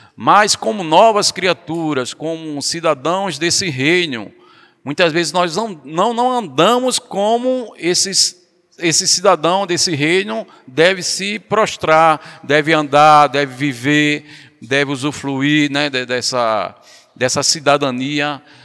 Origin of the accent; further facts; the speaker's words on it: Brazil; ainda hoje a gente vive aqui como brasileiro